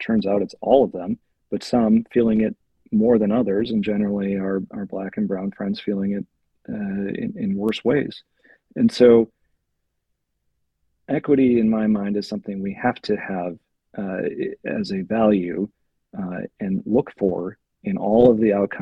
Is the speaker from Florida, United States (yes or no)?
no; Manitowoc, Wisconsin, United States; I grew up in Manitowoc